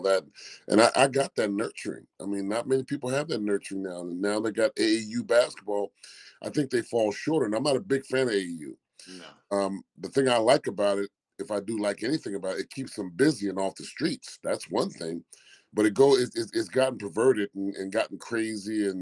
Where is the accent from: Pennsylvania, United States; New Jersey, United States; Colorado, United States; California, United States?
Pennsylvania, United States; Philadelphia; I come from West Philadelphia. I was born and raised in South Philly, but then moved to the West Philadelphia area